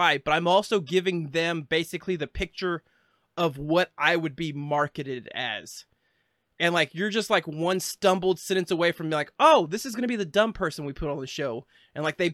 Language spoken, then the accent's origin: English; Arkansas, United States; I'm from Arkansas